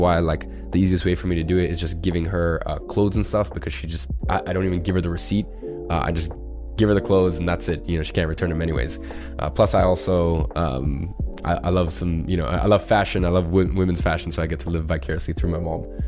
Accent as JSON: {"language": "English", "region": "London", "country": "United Kingdom", "tie": "born or raised there", "said": "we grew up in London"}